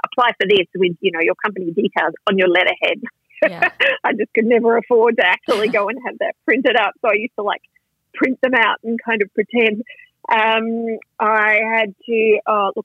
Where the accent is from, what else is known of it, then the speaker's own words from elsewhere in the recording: Launceston, Tasmania, Australia; moved away as an adult; I grew up in Tasmania, so ah. um, I was I was born there. I um, lived in Launceston for the first eighteen years of my life